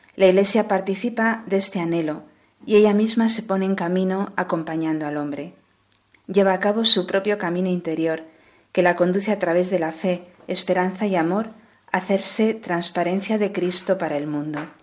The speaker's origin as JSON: {"language": "Spanish", "town": "Madrid", "region": "Community of Madrid", "country": "Spain", "said": "soy de Madrid"}